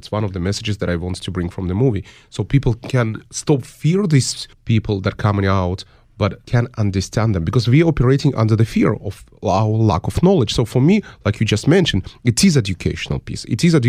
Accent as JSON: {"language": "English", "country": "United States", "said": "that at some point our founding fathers of the United States, I'm an American citizen, stood for and gave their lives."}